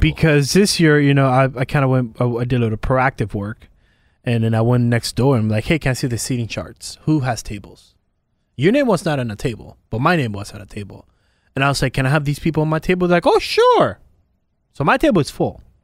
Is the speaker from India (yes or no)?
no; Puerto Rico; I'm from Puerto Rico